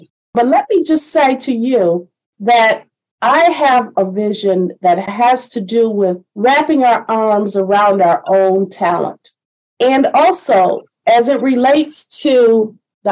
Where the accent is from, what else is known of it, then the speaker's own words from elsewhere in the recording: Detroit, Michigan, United States; moved away as an adult; now in Baltimore, United States; I'm born and raised in Detroit